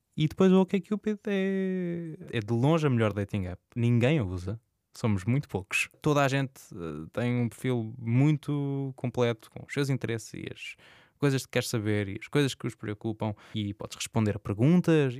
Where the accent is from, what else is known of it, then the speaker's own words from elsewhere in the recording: Santa Maria, Azores, Portugal; moved away as an adult; now in Lisbon, Portugal; Sou de Santa Maria, nos Açores, uh, moro em Lisboa, na Misericórdia